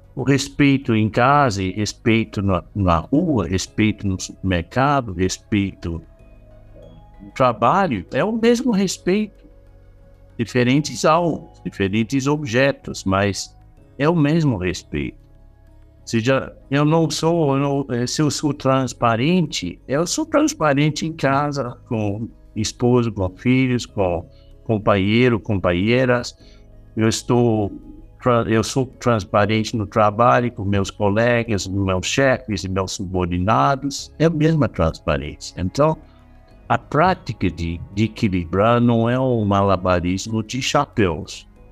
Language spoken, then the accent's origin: Portuguese; Australia; Portuguese is a second language; moved away; eu sou australiano